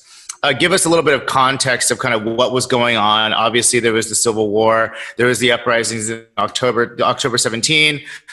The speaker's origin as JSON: {"language": "English", "country": "United States", "said": "I can speak as an American."}